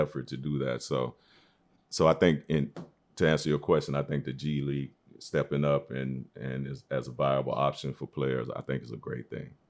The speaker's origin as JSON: {"language": "English", "town": "Shreveport", "region": "Louisiana", "country": "United States", "tie": "born or raised there", "also_born_or_lived": "Atlanta, Georgia", "moved": "yes", "lives_now": "New York, United States", "said": "I'm a native of Shreveport, Louisiana, known as the Sportsman Paradise, by way of Atlanta"}